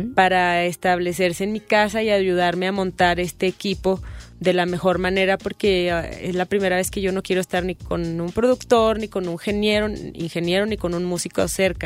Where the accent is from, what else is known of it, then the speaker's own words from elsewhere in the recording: Mexico City, Mexico; Yo también soy de Coyoacán